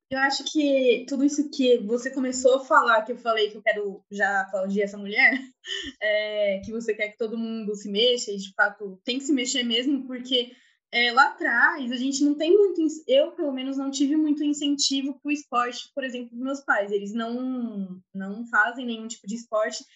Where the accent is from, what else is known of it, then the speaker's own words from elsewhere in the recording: Santo André, São Paulo, Brazil; Sou de Santo André